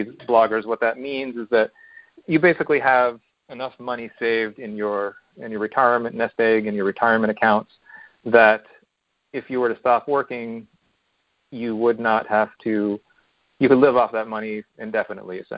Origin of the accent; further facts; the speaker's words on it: Pennsylvania, United States; we're from not Pittsburgh area, but we're from Pennsylvania.